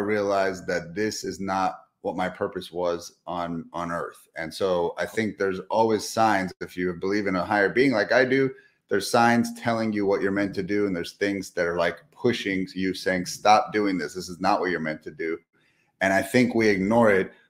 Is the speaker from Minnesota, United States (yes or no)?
no; Southern California, United States; moved away as an adult; now in Texas, United States; I'm from Southern California, recently moved to Texas just 2 years ago, but born and raised in sunny SoCal.